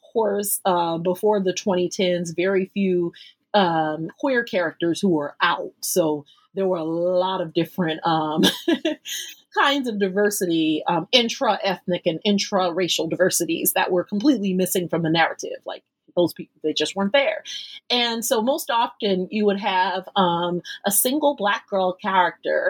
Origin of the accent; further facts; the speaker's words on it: United States; I'm born and raised in the United States